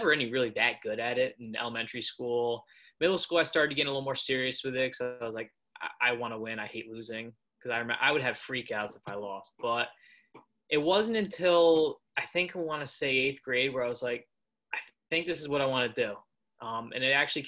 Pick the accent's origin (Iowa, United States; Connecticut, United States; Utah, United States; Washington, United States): Connecticut, United States; Danbury; also born or lived in Arizona; I was born in Arizona, and I lived there until I was about six. And then we moved to Danbury, Connecticut, because my dad's job transferred.